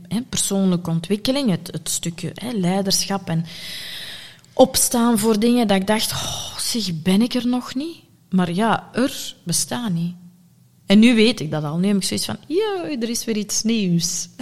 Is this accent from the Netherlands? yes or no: no; Sint-Niklaas, Flanders, Belgium; ik ben geboren en getogen in Sint-Niklaas